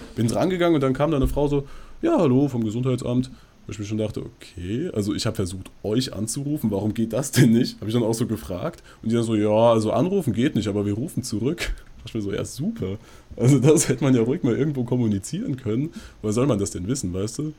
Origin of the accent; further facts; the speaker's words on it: near Frankfurt, Hesse, Germany; wir kommen aus der Nähe Frankfurt